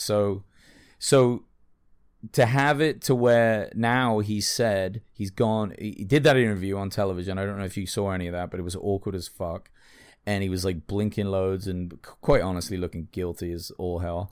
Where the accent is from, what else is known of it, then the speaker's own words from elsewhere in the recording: England, United Kingdom; I'm English